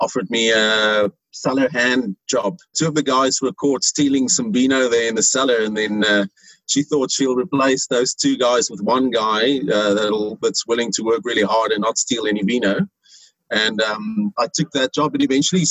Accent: Little Karoo, Western Cape, South Africa; I was born in the Little Karoo, so I grew up with very good port and fortified wines around me

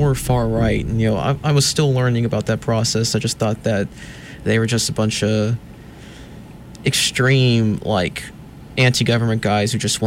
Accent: Calera, Alabama, United States; also born or lived in Daphne, Alabama; now in Montgomery, United States; I'm originally from Calera. I lived in Daphne, Alabama in Baldwin County.

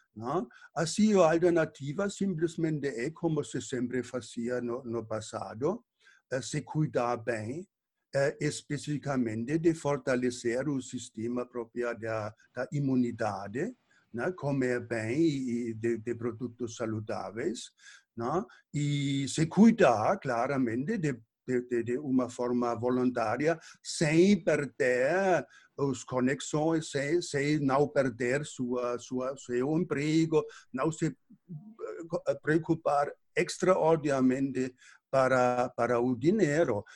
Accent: Germany; moved away; eu nasci, eh, cresci na Alemanha

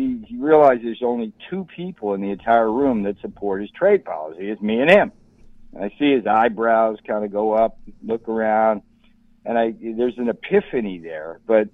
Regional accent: Orange County, California, United States; moved away; I came from Orange County, California

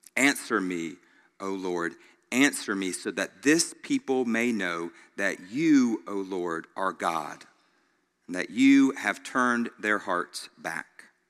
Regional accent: Greenville, United States; Growing up in Greenville, almost everybody I knew took the bus to school

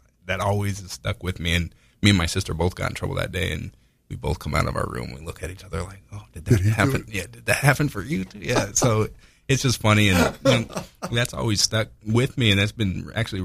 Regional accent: Indiana, United States; I'm from Indiana

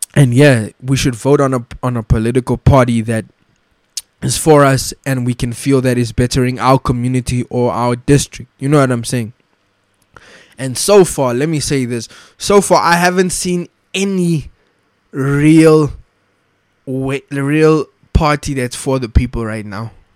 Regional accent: South Africa; as a South African, I want my children to know about this apartheid flag

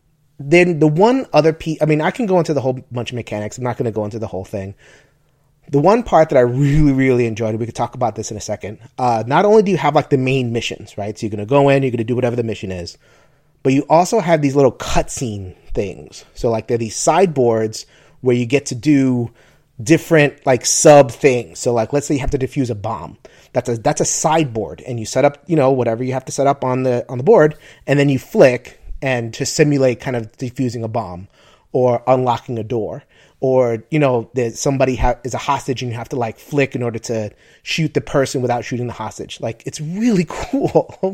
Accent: New York, United States; because I'm a New Yorker.

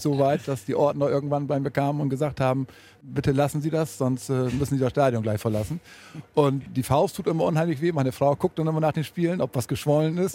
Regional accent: Ammerland, Lower Saxony, Germany; Wir kommen aus dem Ammerland, deswegen grün-weiß Ammerland

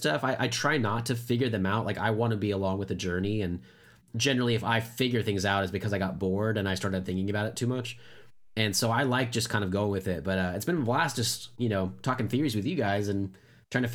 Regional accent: Broken Arrow, Oklahoma, United States; When I grew up in Broken Arrow, it was a smaller town

